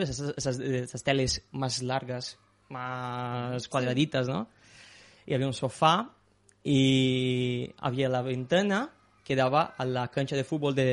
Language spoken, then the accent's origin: Spanish; Brazil; mi amor por fútbol, de, jugar a fútbol y, de, y de hacer cosas de, este, esta rama de, fútbol. Como cualquier brasileño.